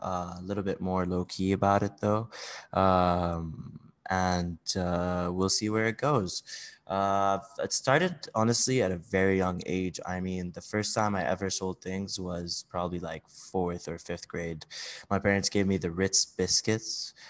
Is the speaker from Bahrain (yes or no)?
yes; Bahrain; also born or lived in Saudi Arabia / Switzerland / United Kingdom / United States; now in Dubai, United Arab Emirates; I'm actually, uh, Saudi, uh, but I grew up mainly in Bahrain.